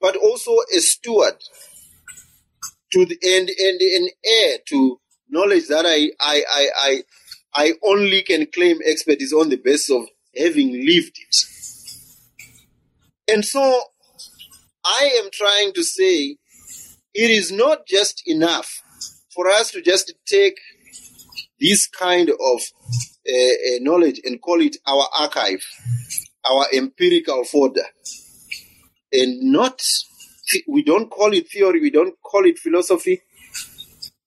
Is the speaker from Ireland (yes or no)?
no; Zimbabwe; I come from Zimbabwe